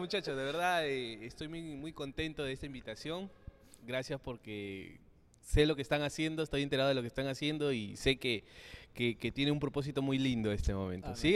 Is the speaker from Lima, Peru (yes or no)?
no; Chincha Alta, Ica, Peru; yo soy del sur, soy de Chincha.